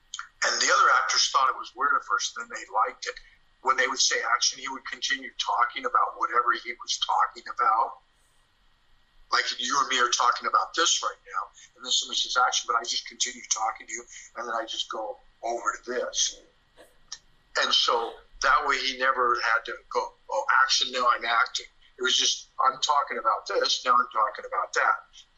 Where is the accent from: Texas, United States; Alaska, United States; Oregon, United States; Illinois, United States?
Oregon, United States; Portland; Portland, Oregon.